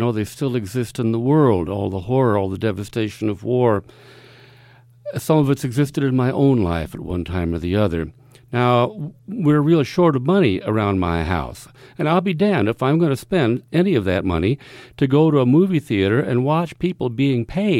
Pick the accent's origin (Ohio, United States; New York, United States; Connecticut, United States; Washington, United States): Ohio, United States; Cleveland, Ohio and Dayton, United States; growing up in Cleveland, Ohio, and in Dayton, Ohio.